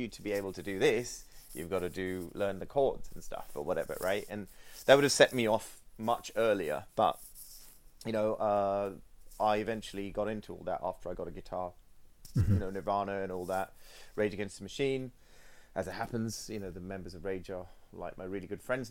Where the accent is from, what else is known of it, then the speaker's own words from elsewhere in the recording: Sri Lanka; moved away; I grew up in Sri Lanka